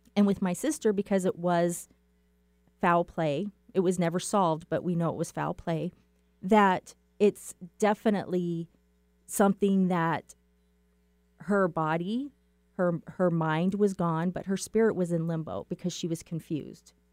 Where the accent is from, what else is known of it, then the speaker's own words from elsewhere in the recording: Safford, Arizona, United States; I am from Safford, Arizona, and that is about three hours east of Phoenix